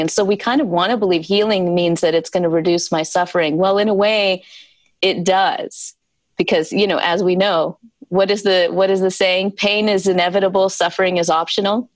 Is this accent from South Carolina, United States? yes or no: yes; South Carolina, United States; I was born and raised in the South, in South Carolina